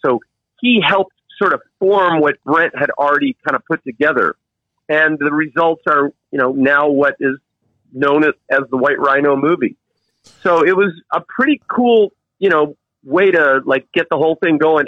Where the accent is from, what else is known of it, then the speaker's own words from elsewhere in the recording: United States; moved away as an adult; also born or lived in Virginia Beach, Virginia / Cape Hatteras, North Carolina; now in North Shore, Oahu, Hawaii, United States; grew up surfing Virginia Beach, Cape Hatteras area